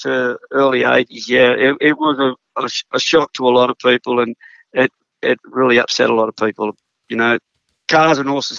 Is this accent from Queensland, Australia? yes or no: yes; Queensland, Australia; also born or lived in Sydney; I was born in Crown Street Women's Hospital in Sydney, but when I was a little toddler, Dad moved to Queensland for a job opportunity, and we spent about 6 or 7 years up there.